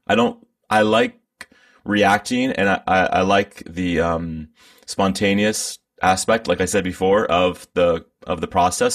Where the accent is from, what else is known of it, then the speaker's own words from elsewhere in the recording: Bay Area, California, United States; I'm from the Bay Area. I've been here my whole life.